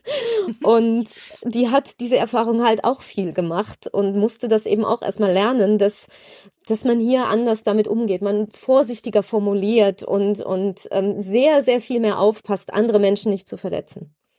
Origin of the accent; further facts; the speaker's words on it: Germany; moved away as an adult; now in Sweden; dass ich jetzt als Deutsche eben nicht nur als Urlauberin das Land mal bereist habe, sondern hier lebe, mit einem Schweden verheiratet bin